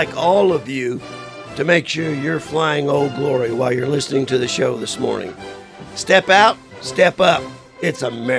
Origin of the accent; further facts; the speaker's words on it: Arizona, United States; growing up in Arizona through the 70s and the 80s